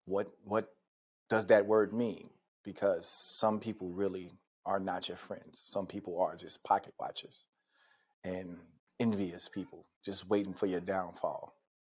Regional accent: Charlotte, North Carolina, United States; from Charlotte, my hometown

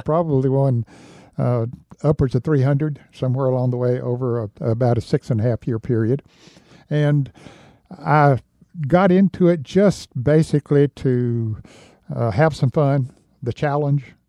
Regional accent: Newton, North Carolina, United States; my hometown of Newton, North Carolina

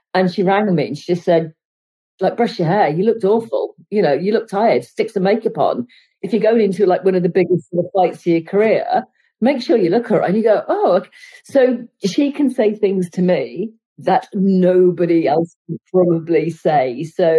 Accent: Cardiff, Wales, United Kingdom; I grew up in Cardiff

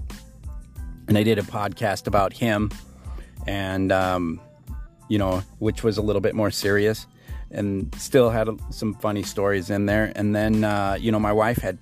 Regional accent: Billings, Montana, United States; I was born in Billings, Montana in 1971

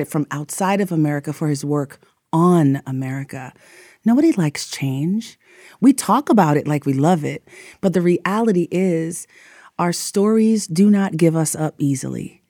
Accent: New York, United States; moved away as an adult; also born or lived in Texas; I'm from, I grew up in New York, so I went to college in Texas

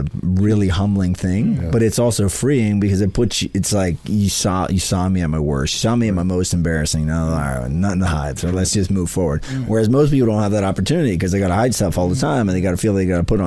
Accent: Central Pennsylvania, United States; I'm from Central PA

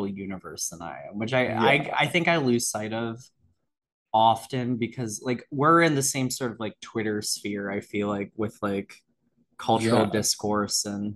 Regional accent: Potomac, Maryland, United States; growing up in Potomac, Maryland

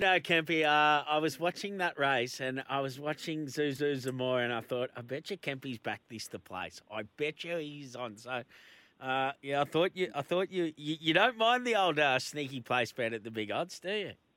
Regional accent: Melbourne, Victoria, Australia; we're both from from Melbourne

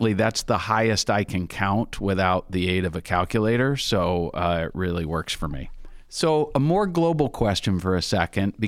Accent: Minnesota, United States; I'm in Minnesota, and one of the things people say about folks from Minnesota is we're Minnesota nice

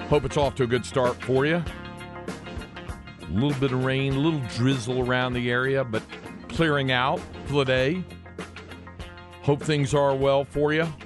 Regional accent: North Carolina, United States; growing up in North Carolina

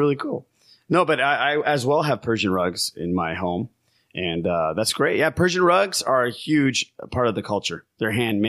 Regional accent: United States; I was born in the States

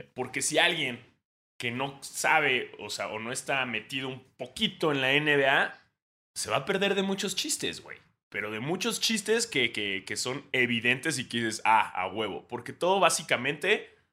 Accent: Mexico; Uno siendo mexicano

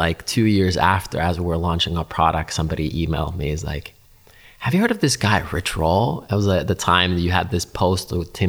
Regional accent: Finland; English is a second language; the knowledge I learned growing up in Finland was not commonly available.

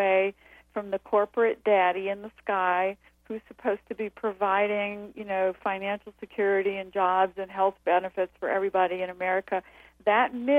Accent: the South, United States; moved away; I grew up in the South in the 50s

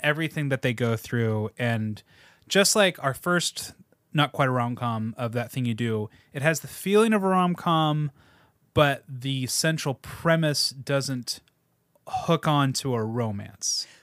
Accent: United States; as American

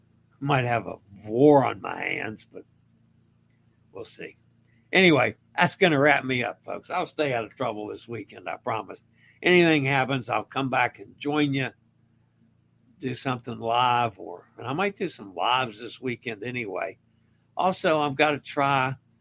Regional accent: Maine, United States; I am from Maine. My family has always said the Maine lobsters are the best.

